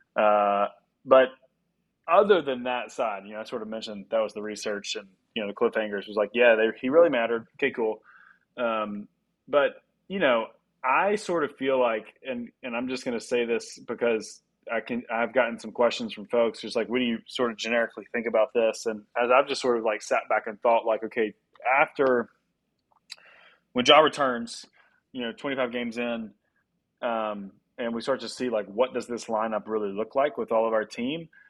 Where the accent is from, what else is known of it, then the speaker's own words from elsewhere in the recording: Memphis, Tennessee, United States; I'm from Memphis